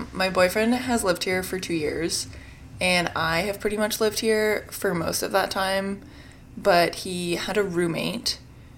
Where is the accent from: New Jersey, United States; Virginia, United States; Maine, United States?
Virginia, United States; Richmond; moved away as an adult; now in New York, United States; I'm originally from Richmond, Virginia, but I moved to New York at the end of 2020